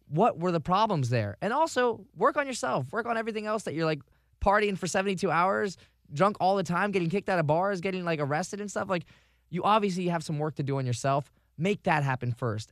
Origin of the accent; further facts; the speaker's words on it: Vero Beach, Florida, United States; now in Tampa Bay, United States; moving to Tampa Bay from Vero Beach, my hometown